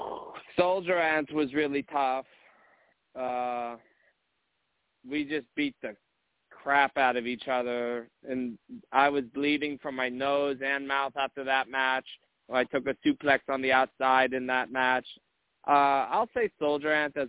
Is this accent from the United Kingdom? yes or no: no; Munich, Bavaria, Germany; also born or lived in eastern North Carolina; now in North Carolina, United States; I'm from Munich, Germany, but I've lived in eastern North Carolina for a couple of years now